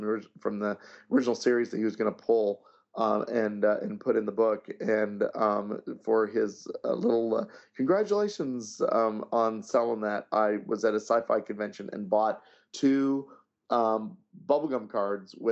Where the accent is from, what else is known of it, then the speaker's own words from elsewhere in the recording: Abilene, Kansas, United States; I grew up in Abilene, Kansas